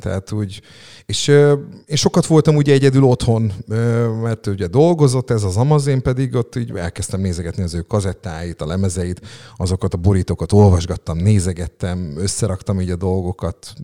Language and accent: Hungarian; Szeged, Csongrád-Csanád, Hungary; Ilona utcában, Rókuson nevelkedtem fel, hat éves koromig ott laktam